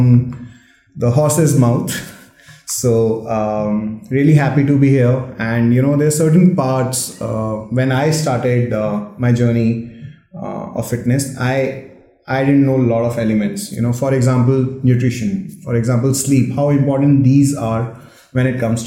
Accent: Rajasthan, India; moved away; I went to my hometown, which is a very small town in Rajasthan

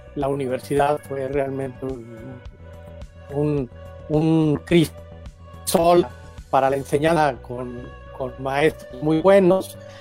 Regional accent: Guadalajara, Jalisco, Mexico; moved away as an adult; also born or lived in Mexico City; now in Guanajuato, Mexico; yo recuerdo desde mi infancia la participación de mis padres en, el PAN, primero en la Ciudad de México, luego en Guadalajara, donde vivimos

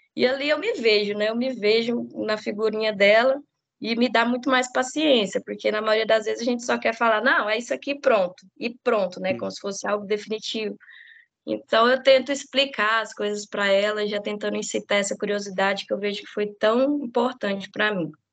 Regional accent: Formosa, Goiás, Brazil; eu sou nascida e criada em Formosa

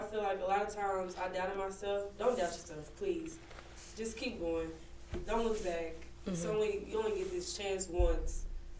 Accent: Kansas City, United States; moved away; No grad school, but I do plan to go back home in Kansas City.

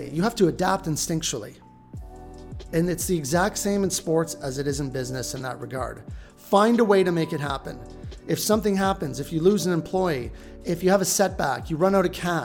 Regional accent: just outside of Toronto, southwestern Ontario, Canada; now in Vancouver, Canada; I grew up just outside of Toronto and, you know, southwestern Ontario

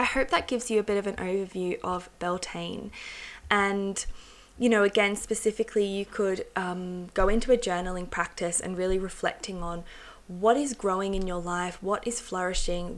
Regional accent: England, United Kingdom; I was born in England, and I've got a long ancestry in England and Wales.

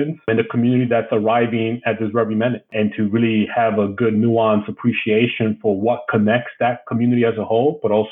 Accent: New York City, New York, United States; moved away as an adult; also born or lived in Maine; I grew up in New York City in the South Bronx

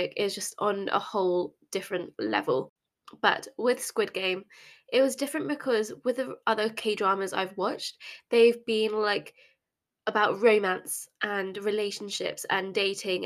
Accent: England, United Kingdom; I grew up in England

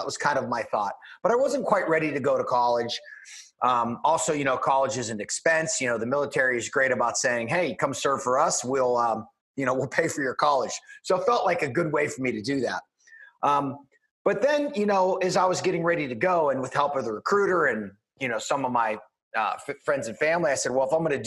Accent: Pittsburgh, Pennsylvania, United States; I'm from just outside of Pittsburgh, Pennsylvania, born and raised there

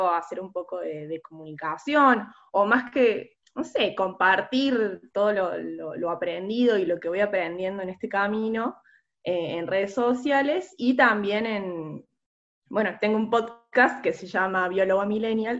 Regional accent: Córdoba, Argentina; soy de Córdoba

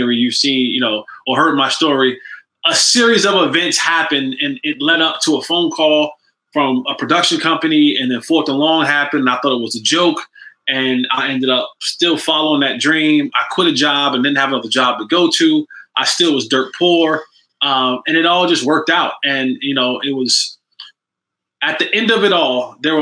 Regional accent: New Jersey, United States; moved away as an adult; also born or lived in Durham, North Carolina; I'm originally from New Jersey

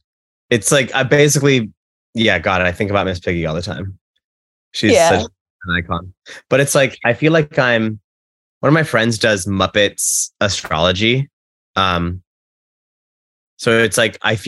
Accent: Texas, United States; I'm from Texas originally.

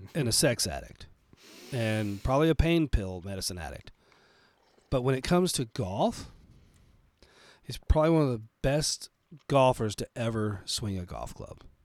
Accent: Texas, United States; now in Colorado, United States; I was originally born and raised in Texas before I moved to Colorado

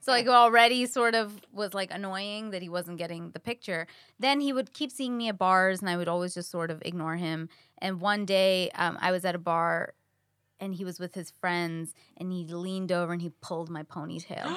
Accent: New York, United States; now in Los Angeles, United States; I'm a New Yorker.

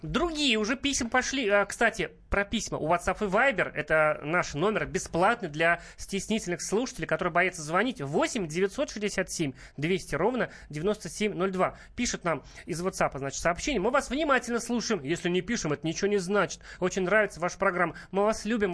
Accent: Ufa, Bashkortostan, Russia; moved away; я из Башкирии родом, жил долго в Уфе

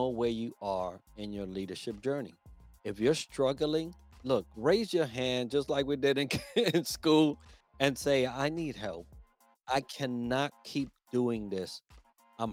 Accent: New York City, New York, United States; also born or lived in Puerto Rico / Long Island / Manhattan; I grew up in the boogie down Bronx

